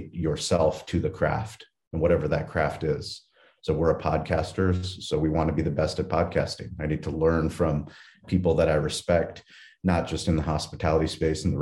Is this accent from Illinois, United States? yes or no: no; San Diego, California, United States; I was raised in San Diego in a place called La Jolla, a very affluent place